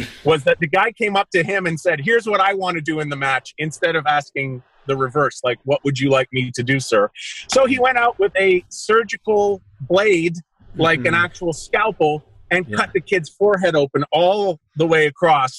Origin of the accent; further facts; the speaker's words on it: Pickering, Ontario, Canada; I'm from Pickering